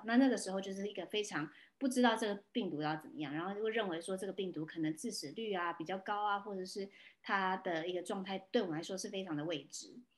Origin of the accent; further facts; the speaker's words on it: Taiwan; moved away; also born or lived in California, United States; 我回来台湾的时候 我很想我家乡，我跟我的家人几乎两年跨没见面了